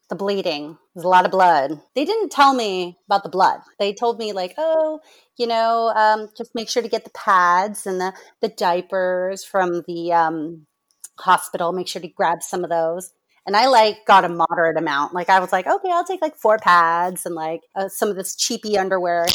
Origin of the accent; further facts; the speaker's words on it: Orange County, California, United States; moved away as an adult; also born or lived in Michigan / Rhode Island / Massachusetts; I am from Orange County, California, but I've bit, kind of been all over the place. Um, I grew up here